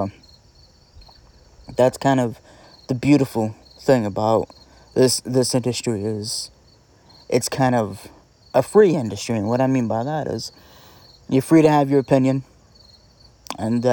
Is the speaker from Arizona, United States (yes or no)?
no; New Jersey, United States; we're both from Jersey